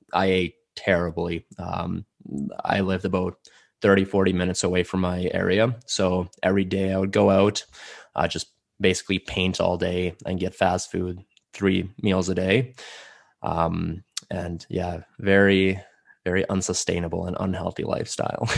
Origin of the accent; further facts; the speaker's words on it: Calgary, Alberta, Canada; first language Russian; English is a second language; also born or lived in Samara, Russia / Airdrie, Alberta; I moved here, uh, to Calgary, lived here for a couple of years, and then, uh, my family just moved to Airdrie. I lived there for a while, and now I'm back in Calgary